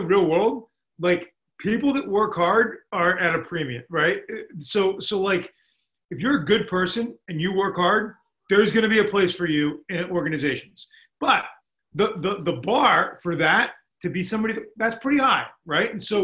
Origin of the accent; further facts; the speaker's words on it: Boston, Massachusetts, United States; now in Amherst, United States; It's where I grew up in Boston.